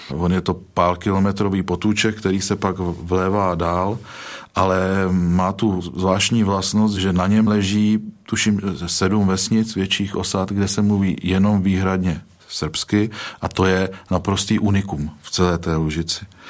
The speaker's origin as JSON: {"language": "Czech", "country": "Czechia", "said": "jsem Čech"}